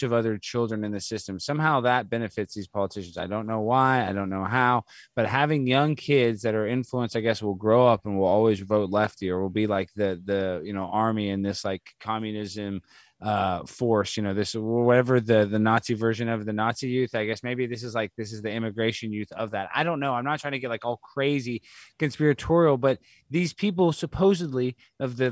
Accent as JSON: {"language": "English", "town": "Dallas", "region": "Texas", "country": "United States", "tie": "born or raised there", "said": "I grew up in Dallas, it's all Hispanic"}